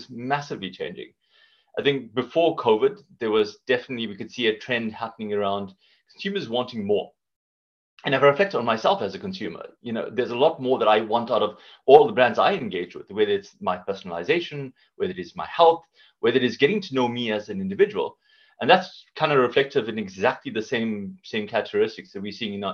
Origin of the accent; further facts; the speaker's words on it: South Africa; moved away as an adult; now in United Kingdom; Based on this accent, you can hear I'm from South Africa, been in the UK for a good few years now